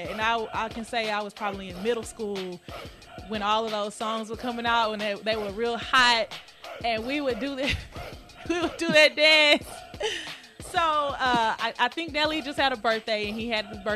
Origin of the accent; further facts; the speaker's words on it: Houston, Texas, United States; moved away as an adult; now in St. Louis, United States; I grew up doing in Houston